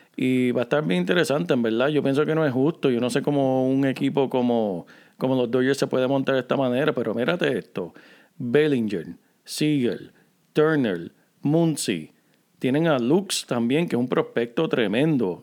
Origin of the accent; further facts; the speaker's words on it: Corozal, Puerto Rico; del pueblo donde yo me crié en Puerto Rico